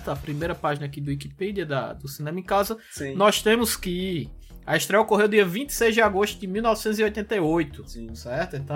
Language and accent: Portuguese; Solânea, Paraíba, Brazil; Ah, eu nunca falei nem, eu sou de Solânia, pô.